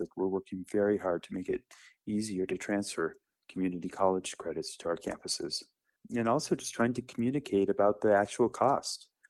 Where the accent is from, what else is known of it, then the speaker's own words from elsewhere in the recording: Littleton, Colorado, United States; I grew up in Littleton